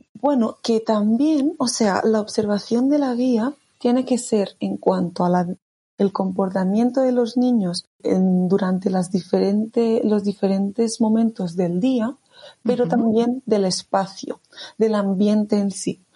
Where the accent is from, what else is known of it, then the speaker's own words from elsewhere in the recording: Barcelona, Catalonia, Spain; soy de Barcelona.